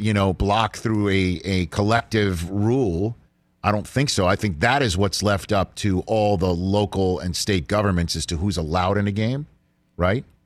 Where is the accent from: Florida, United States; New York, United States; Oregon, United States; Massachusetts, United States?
New York, United States; New York City; I'm from New York City